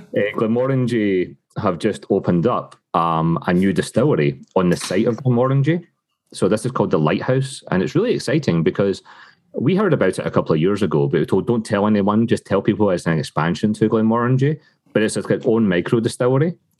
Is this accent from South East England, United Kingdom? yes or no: no; Scotland, United Kingdom; moved away as an adult; now in Canada; growing up in Scotland.